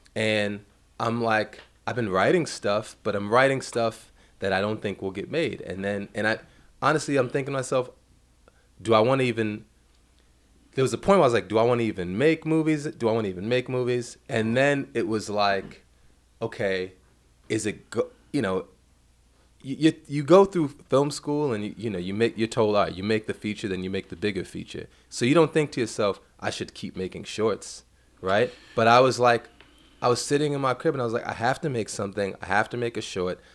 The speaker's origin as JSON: {"language": "English", "town": "New York City", "region": "New York", "country": "United States", "tie": "born or raised there", "said": "I grew up in Bed-Stuy."}